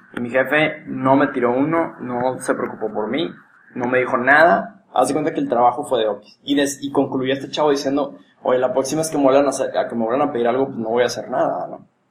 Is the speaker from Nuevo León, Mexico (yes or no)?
yes; Monterrey, Nuevo León, Mexico; cómo somos los regios